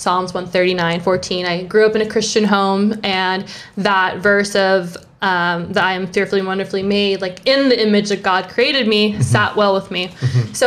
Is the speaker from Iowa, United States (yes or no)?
no; Vallejo, California, United States; moved away as an adult; also born or lived in New York; I grew up in the Bay Area, mm-hmm. Born and raised in Vallejo